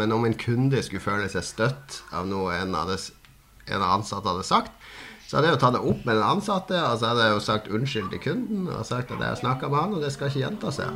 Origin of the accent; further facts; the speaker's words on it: Harstad, Troms, Norway; moved away; plugga alltid den opp når jeg var hjemme i Harstad